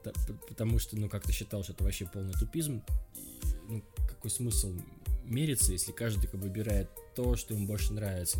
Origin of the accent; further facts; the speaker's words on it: Magadan Oblast, Russia; я сам с Колымы, и, мы тоже там говорили зал